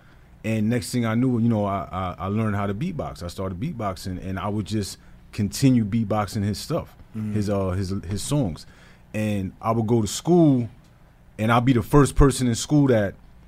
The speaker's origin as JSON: {"language": "English", "town": "New York City", "region": "New York", "country": "United States", "tie": "born or raised there", "said": "I'm from Brooklyn. Mm-hmm. Brooklyn, New York, by way of Red Hook, Gowanus, Park Slope, South Brooklyn. Mm-hmm. Those areas, that's where I grew up"}